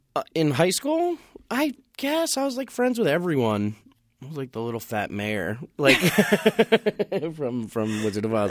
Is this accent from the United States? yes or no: yes; Eastchester, New York, United States; I grew up in Westchester County in New York